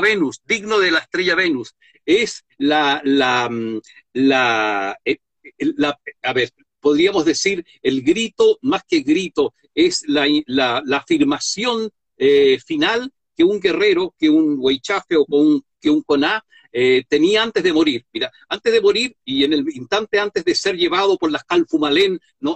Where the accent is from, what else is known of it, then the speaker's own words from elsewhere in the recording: Chile; Los chilenos generalmente estamos enfermos de imagen